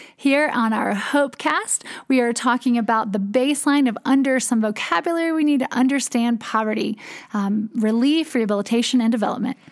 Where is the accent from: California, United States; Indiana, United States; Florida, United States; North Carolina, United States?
North Carolina, United States; Durham; I am from Durham, North Carolina